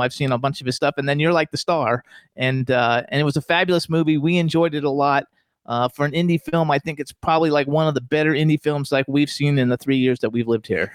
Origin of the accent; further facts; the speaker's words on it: Florida, United States; also born or lived in Doylestown, Pennsylvania; now in Palm Springs, United States; We're from Florida. I'm from Florida